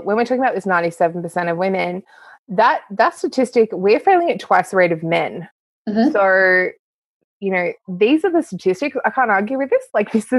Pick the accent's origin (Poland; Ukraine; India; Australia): Australia; East Gippsland, Victoria; also born or lived in Canada; now in Canberra, Australia; I am actually a very rural girl. I grew up in East Gippsland in Victoria, then moved to Canada, of all places